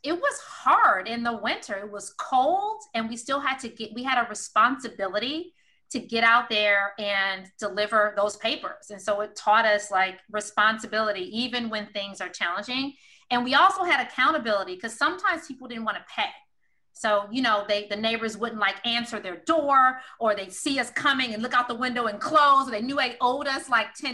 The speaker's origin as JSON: {"language": "English", "town": "Detroit", "region": "Michigan", "country": "United States", "tie": "born or raised there", "moved": "yes", "said": "I love growing up in Detroit. It was my home"}